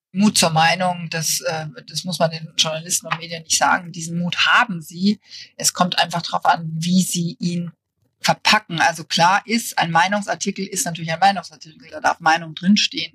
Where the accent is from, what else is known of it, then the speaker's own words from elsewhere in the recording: near Munich, Bavaria, Germany; moved away as an adult; also born or lived in Berlin; ich komme aus der Nähe von München, also aus Bayern.